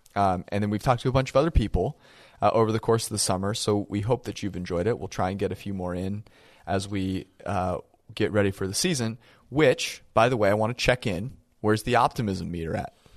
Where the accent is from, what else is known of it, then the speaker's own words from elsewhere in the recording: Bay Area, California, United States; I was born in the Bay Area